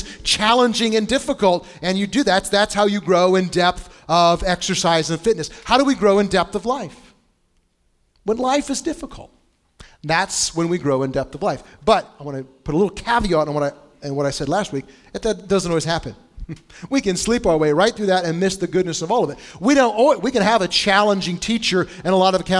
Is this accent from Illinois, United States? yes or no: yes; Bushnell, Illinois, United States; now in Indianapolis, United States; where I grew up in Bushnell, Illinois